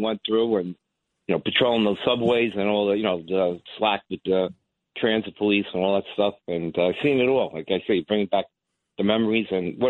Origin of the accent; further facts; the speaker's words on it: New York City, New York, United States; now in Long Island, United States; I live in Long Island. Originally born and raised in Queens, New York.